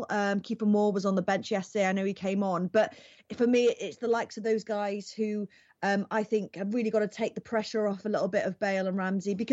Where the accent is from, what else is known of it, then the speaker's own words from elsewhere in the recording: Welsh, Wales, United Kingdom; we have to learn as Welsh people